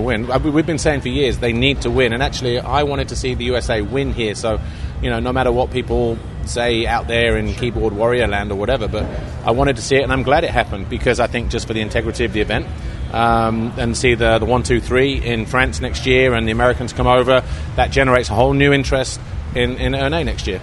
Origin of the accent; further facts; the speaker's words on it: United Kingdom; as a Brit